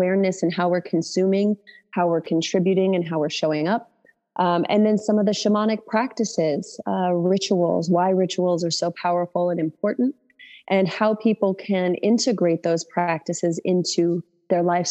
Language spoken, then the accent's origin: English; Utah, United States; moved away as an adult; also born or lived in New York; now in Austin, United States; moved back to Utah